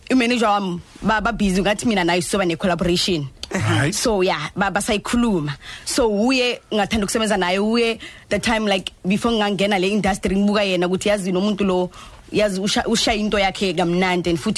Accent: Pretoria, Gauteng, South Africa; Zulu is a second language; i grew up khona lapho e epitori mm. in atrichville

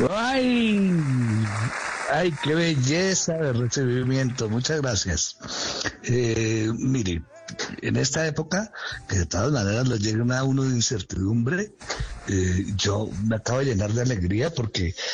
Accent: Bogotá, Colombia; claro que soy un bogotano, y claro que soy un bogotano mm, eh, esencial y he pasado toda mi vida aquí

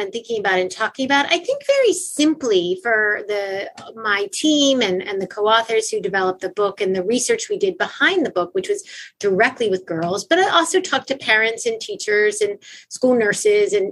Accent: Baltimore, Maryland, United States; moved away as an adult; also born or lived in Eritrea; I went to an all-girls school growing up in Baltimore, Maryland

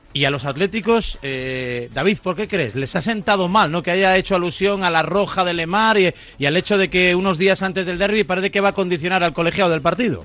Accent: Spain; debo ser el único español

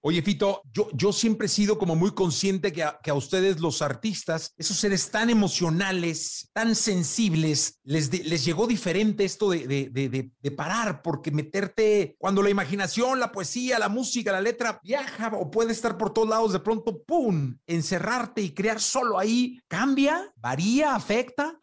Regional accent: Mexico; yo como mexicano

